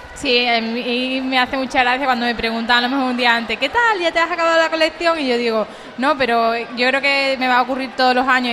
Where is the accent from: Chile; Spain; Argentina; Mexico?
Spain; Umbrete, Andalusia; yo soy de Umbrete y allí tenemos una casa con un patio